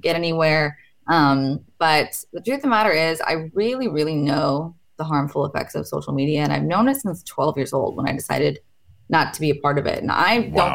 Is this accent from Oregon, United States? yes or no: yes; Portland, Oregon, United States; I'm from Portland